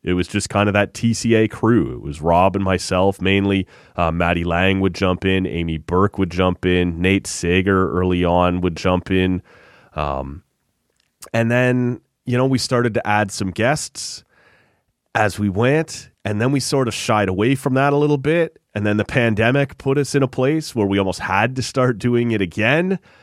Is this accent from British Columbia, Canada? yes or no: no; just outside Toronto, Ontario, Canada; just outside Toronto